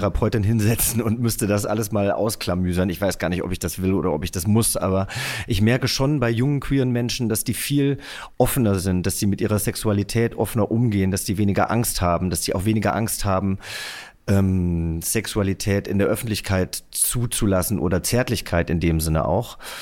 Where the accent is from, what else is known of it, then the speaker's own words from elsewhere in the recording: near Giessen, Hesse, Germany; Ich bin ja in der Nähe von Gießen groß geworden